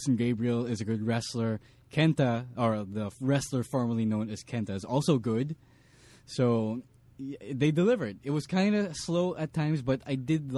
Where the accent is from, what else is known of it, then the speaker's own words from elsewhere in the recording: Philippines; we're Filipino